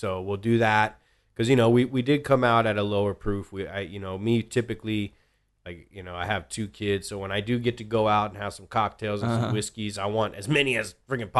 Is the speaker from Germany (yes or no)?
no; Ireland; I'm Irish, so I'll say it was an old Irish joke.